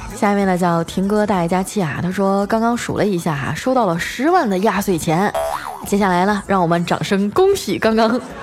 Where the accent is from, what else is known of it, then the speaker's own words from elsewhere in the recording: Northeast China, China; 我也是东北人儿啊